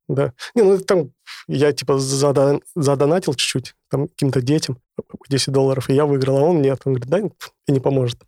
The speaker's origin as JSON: {"language": "Russian", "region": "Sakhalin Oblast", "country": "Russia", "tie": "born or raised there", "moved": "yes", "said": "в детстве я жил на Сахалине"}